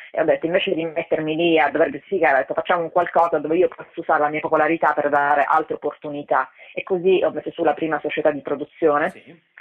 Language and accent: Italian; Italy; moved away as an adult; also born or lived in Los Angeles, United States; ero più una straniera nel mio paese che di quanto non lo fossi in America